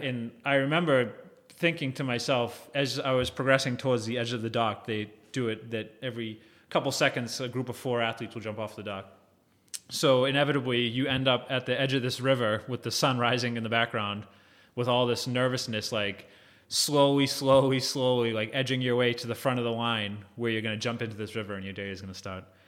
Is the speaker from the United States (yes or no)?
yes; Hull, Massachusetts, United States; also born or lived in Hingham; growing up in the South Shore, I grew up in Hull